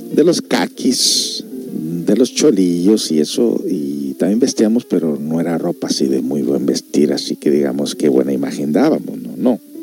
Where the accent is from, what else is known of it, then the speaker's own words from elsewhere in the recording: Mexico; now in United States; Todos nosotros los que somos de México